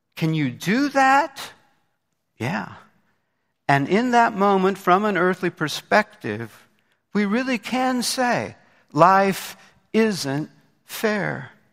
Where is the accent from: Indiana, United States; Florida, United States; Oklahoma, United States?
Indiana, United States; Indianapolis; moved away; my hometown of Indianapolis, Indiana